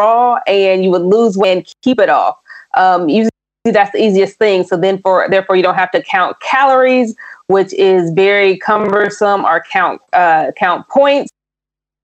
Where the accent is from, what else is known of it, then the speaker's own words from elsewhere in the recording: Indiana, United States; also born or lived in Tennessee, United States; now in Bay Area, United States; I grew up in Indiana, but I lived in Tennessee for a while